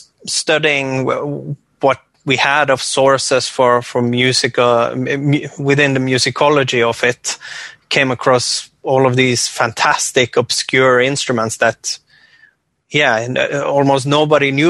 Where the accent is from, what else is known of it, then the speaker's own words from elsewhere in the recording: west coast of Norway, island north of Bergen, Vestland, Norway; I come from the west coast of Norway, small inland island north of a city called Bergen.